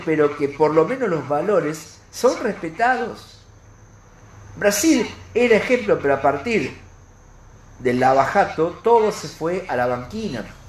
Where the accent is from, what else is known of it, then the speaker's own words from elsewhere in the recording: Argentina; está en nuestros genes como argentinos